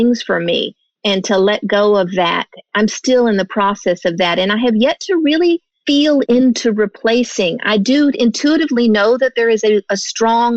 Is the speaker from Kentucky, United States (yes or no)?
no; Texas, United States; moved away as an adult; also born or lived in California; I was raised in Texas